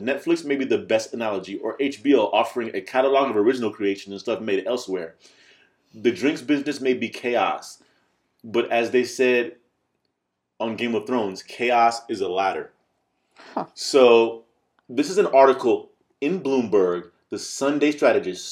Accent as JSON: {"language": "English", "country": "United States", "said": "I'm I'm American, and you know what? I'm so American"}